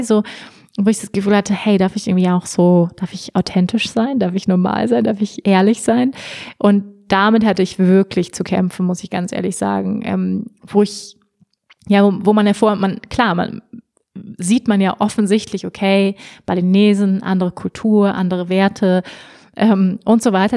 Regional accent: Germany; moved away as an adult; also born or lived in Bali; ich bin Deutsche

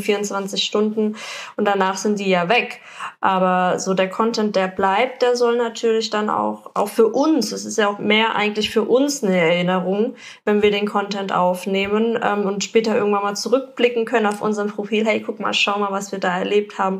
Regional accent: Germany; man als Deutscher

